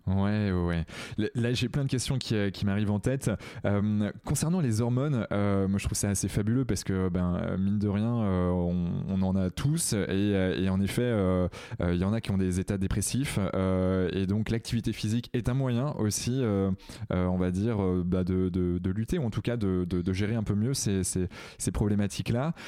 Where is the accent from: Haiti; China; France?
France; Redon, Brittany; je, suis originaire d'à côté de Rennes. Je suis né à Redon